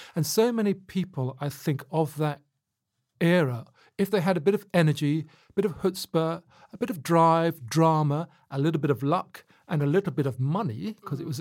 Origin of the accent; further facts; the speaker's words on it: Luton, East of England, United Kingdom; I was growing up in Luton